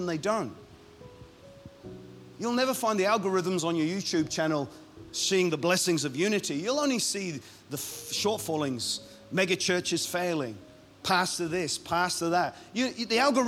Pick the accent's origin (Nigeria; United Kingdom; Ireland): Ireland; I'm Irish